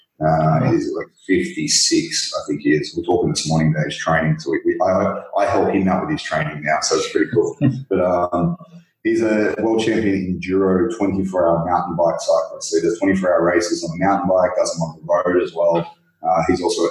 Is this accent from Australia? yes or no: yes; Australia; I'm Aussie, played rugby a lot at school